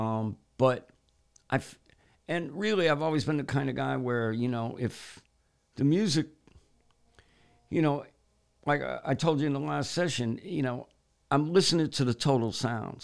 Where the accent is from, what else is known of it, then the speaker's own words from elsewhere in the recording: United States; me being American